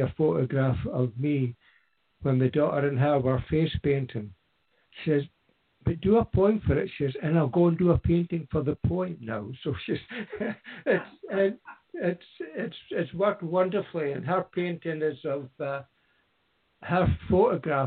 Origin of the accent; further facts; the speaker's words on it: Aberdeen, Scotland, United Kingdom; moved away as an adult; now in near Fraserburgh, United Kingdom; I come from Aberdeen, which is 40 miles or so south